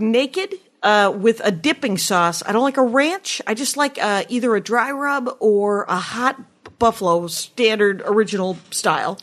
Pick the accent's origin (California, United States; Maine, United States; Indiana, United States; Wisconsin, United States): Wisconsin, United States; now in Los Angeles, United States; I'm from Wisconsin